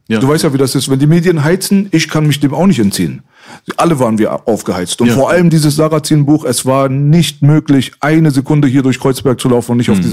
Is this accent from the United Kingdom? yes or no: no; Iran; now in Germany; Ich bin, was was das angeht, in vielerlei Hinsicht mehr Deutsch als Iraner mittlerweile, mhm. 30 Jahre später.